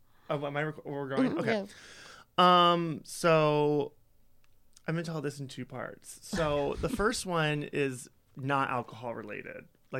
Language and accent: English; Holstein, Iowa, United States; now in Chicago, United States; I grew up in a little town in Iowa called Holstein.